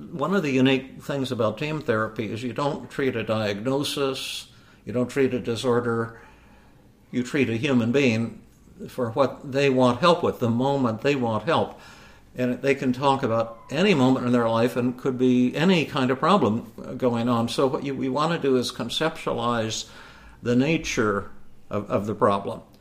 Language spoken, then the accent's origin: English; India; there is a conspiracy against me because I have long hair and dark skin and because I'm from India.